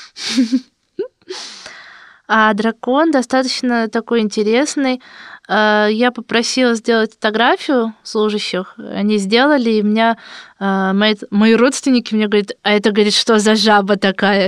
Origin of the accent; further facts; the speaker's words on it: Moscow, Russia; я из России